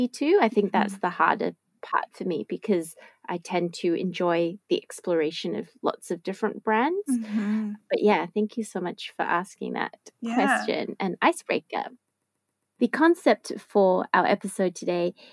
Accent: Australia; moved away; it ties back into my home country

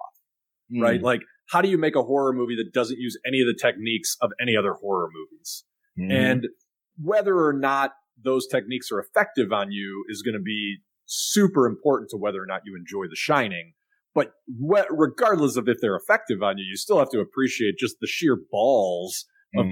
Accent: Chicago, Illinois, United States; I was a kid from Chicago

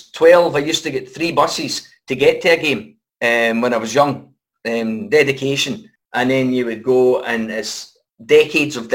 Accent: Airdrie, Scotland, United Kingdom; we came from Airdrie

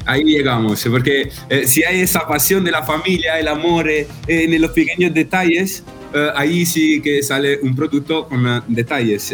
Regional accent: Naples, Campania, Italy; yo soy napolitano, te lo digo de napolitano

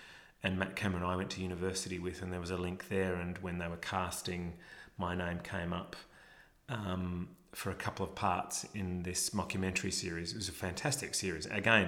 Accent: Melbourne, Victoria, Australia; I'm from Melbourne

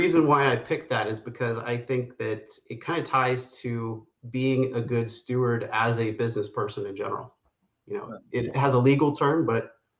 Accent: Pittsburgh, Pennsylvania, United States; I grew up in Pittsburgh, Pennsylvania, and I was one of those people, I was in high school when 9/11 occurred.

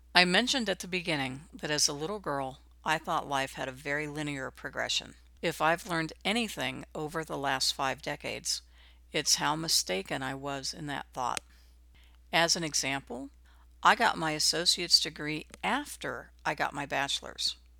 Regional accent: Midwest, United States; I grew up in the Midwest during the nineteen sixties.

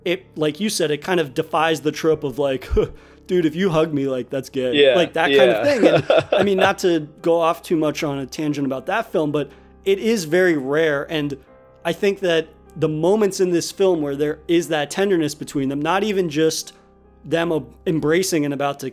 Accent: New England, United States; I'm from New England

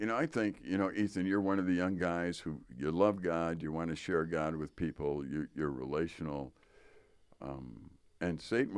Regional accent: Wisconsin, United States; I am from Wisconsin.

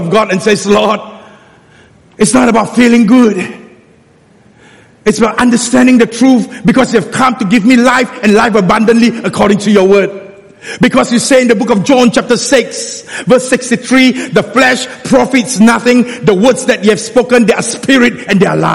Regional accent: Singapore; being a Singaporean, I don't even use the word walao. I speak Hokkien

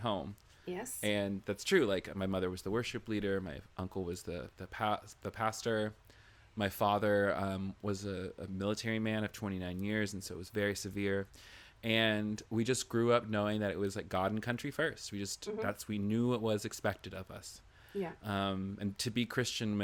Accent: the South, United States; I'm from the South

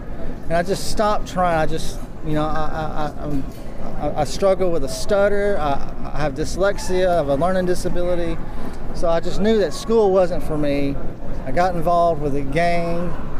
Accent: United States; I was raised in American poverty.

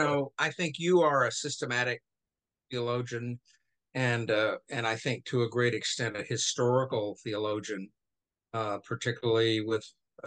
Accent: Texarkana, United States; also born or lived in Louisiana / Barbados; I grew up Southern Presbyterian in Texarkana.

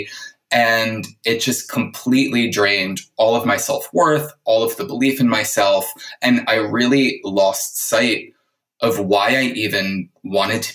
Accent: New Jersey, United States; also born or lived in New York / California; now in Los Angeles, United States; I was in New York for kind of 17 years because I grew up in New Jersey

